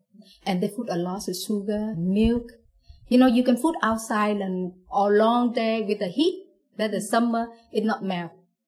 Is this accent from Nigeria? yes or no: no; Hoi An, Quang Nam, Vietnam; English is a second language; moved away as an adult; also born or lived in Ho Chi Minh City; I grew up in Hoi An. That is the small city of the central of Vietnam. When in 1997, I passed the examination to become the student in the Ho Chi Minh City.